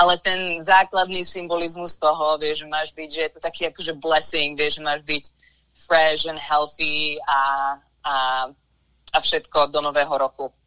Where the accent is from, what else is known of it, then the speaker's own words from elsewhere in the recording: Liptovský Mikuláš, Žilina Region, Slovakia; moved away as an adult; now in United States; som vyrastala v Liptovskom Mikuláši